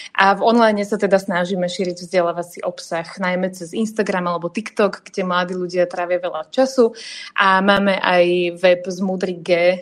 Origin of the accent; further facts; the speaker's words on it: Slovakia; nie sme utlačaní Slováci